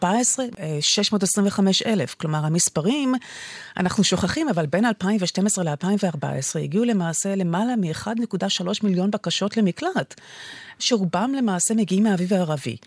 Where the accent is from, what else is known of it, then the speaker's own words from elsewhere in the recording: Israel; לנו כישראלים